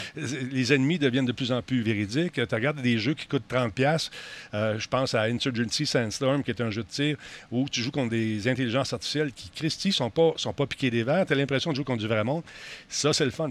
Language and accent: French; Quebec, Canada; en tant que Québécois